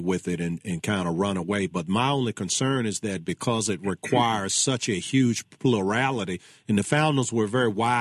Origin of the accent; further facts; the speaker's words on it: Charles City, Virginia, United States; I'm from Charles City